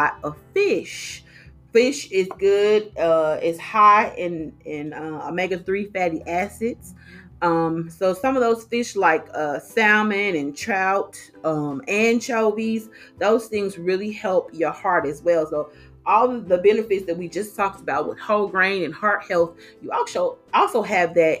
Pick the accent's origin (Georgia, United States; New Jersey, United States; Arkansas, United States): Arkansas, United States; moved away; I'm from Arkansas, so that's hog country. And so we are meat eaters over there